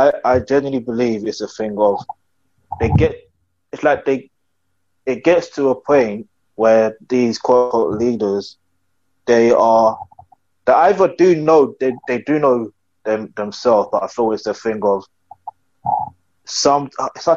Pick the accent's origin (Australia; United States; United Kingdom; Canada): United Kingdom; I'm not Nigerian, but I do say I am Nigerian, even though I was born in the UK.